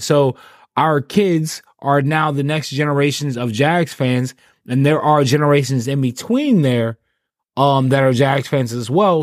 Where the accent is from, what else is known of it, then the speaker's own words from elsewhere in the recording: Clay County, Florida, United States; I live in Clay, so I grew up in Clay County